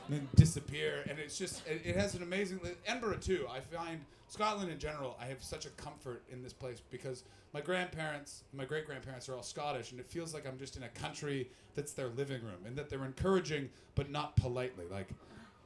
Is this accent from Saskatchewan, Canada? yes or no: no; Ottawa, Ontario, Canada; I'm from Ottawa, which is, it's the most diverse climate of any place in the world